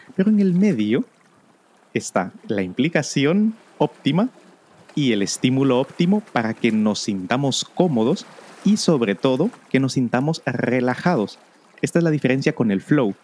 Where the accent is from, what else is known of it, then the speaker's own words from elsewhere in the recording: Guatemala; otra en mi país, en Guatemala